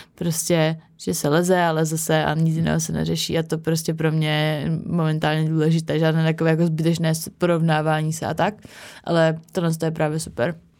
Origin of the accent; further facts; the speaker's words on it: Havířov, Moravian-Silesian Region, Czechia; já jsem z Havířova a tam vlastně, no, bylo mi nějakých šest let a začala jsem chodit do, do školy